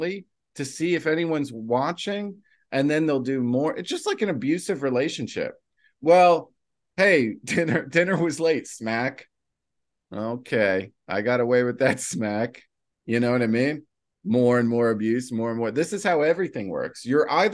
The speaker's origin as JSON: {"language": "English", "region": "New Jersey", "country": "United States", "said": "I'm from New Jersey"}